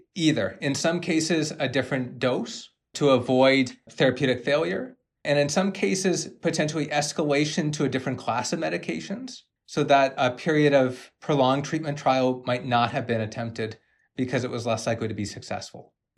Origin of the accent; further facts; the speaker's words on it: Canada; I'm a Canadian medical genetics doctor